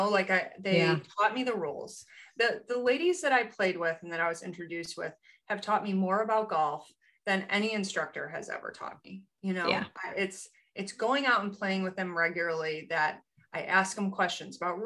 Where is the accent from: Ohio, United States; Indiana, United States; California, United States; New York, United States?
New York, United States; Rochester; I grew up in Rochester, New York